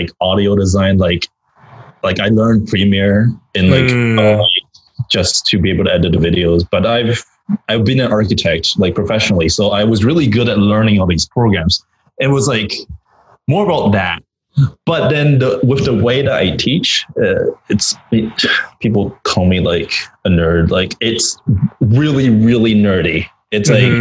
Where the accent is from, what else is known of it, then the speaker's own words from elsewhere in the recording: Vancouver, British Columbia, Canada; I'm Canadian. I don't know. I grew up in Vancouver.